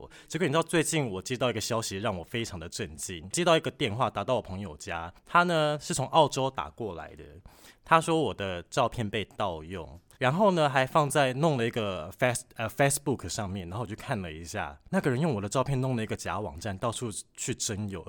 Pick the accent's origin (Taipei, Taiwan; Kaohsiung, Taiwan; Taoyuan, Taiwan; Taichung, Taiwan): Kaohsiung, Taiwan; moved away; 我老家在高雄。